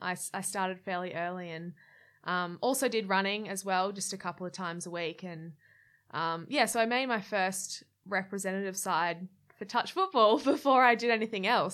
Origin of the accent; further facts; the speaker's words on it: Gold Coast, Queensland, Australia; also born or lived in Brisbane; I grew up on the Gold Coast